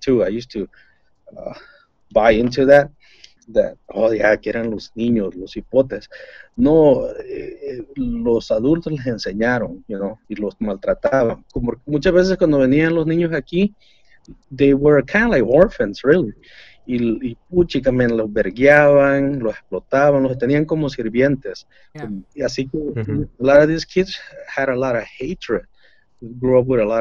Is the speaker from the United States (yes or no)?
yes; Los Angeles, California, United States; yo les digo de Los Ángeles.